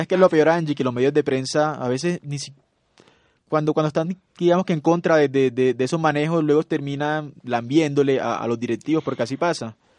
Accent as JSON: {"language": "Spanish", "town": "Cartagena", "region": "Bolívar", "country": "Colombia", "said": "soy de Cartagena."}